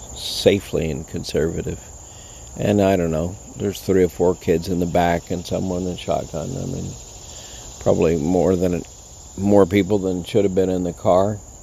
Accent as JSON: {"language": "English", "town": "El Paso", "region": "Texas", "country": "United States", "tie": "born or raised there", "said": "I grew up in El Paso"}